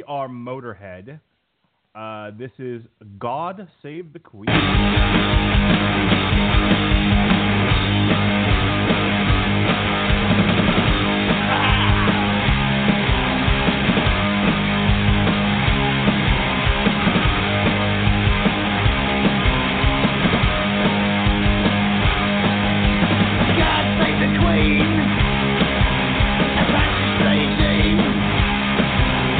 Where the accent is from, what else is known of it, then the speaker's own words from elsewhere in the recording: United States; I say that as an American